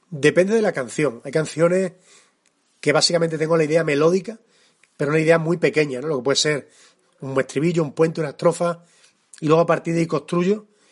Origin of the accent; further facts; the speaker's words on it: Extremadura, Spain; accent: extremeño; canto con mi acento y canto como extremeño, que es como más me siento